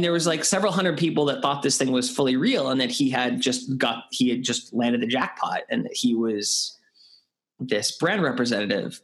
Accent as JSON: {"language": "English", "country": "Canada", "also_born_or_lived": "United Kingdom", "moved": "as an adult", "said": "I'm Canadian"}